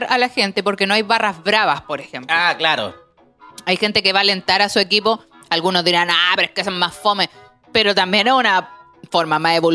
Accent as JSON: {"language": "Spanish", "town": "Talca", "region": "Maule", "country": "Chile", "said": "No, vengo de Talca"}